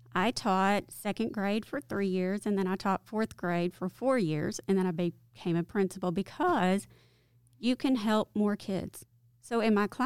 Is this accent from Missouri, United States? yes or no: no; Farmington, Arkansas, United States; I grew up in a town that's close to here called Farmington, Arkansas